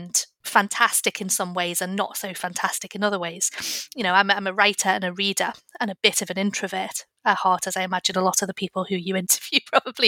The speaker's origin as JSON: {"language": "English", "town": "Liverpool", "region": "North West England", "country": "United Kingdom", "tie": "born or raised there", "said": "I grew up in Liverpool"}